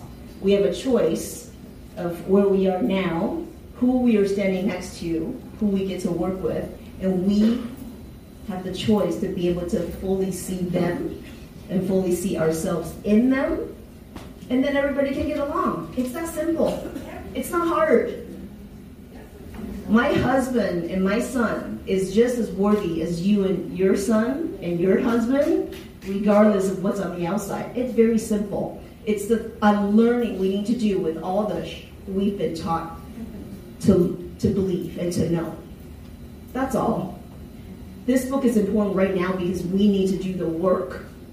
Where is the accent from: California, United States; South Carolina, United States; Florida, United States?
South Carolina, United States; also born or lived in Taiwan; You know, I was born in Taiwan, tiny little island, moved to the States, met white people for the first time when I was 11, moved to South Carolina, met black people for the first time when I was 13